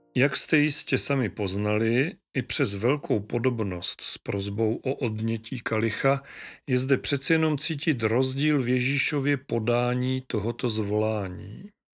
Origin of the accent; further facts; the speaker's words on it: Moravia, Czechia; u nás na Moravě